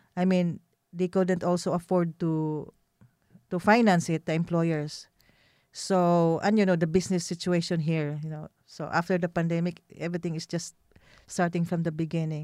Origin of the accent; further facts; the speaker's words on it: Philippines; moved away as an adult; now in Iraq; we Filipinos